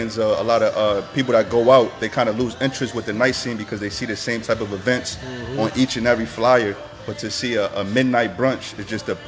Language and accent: English; Hartford, Connecticut, United States; I'm from Hartford.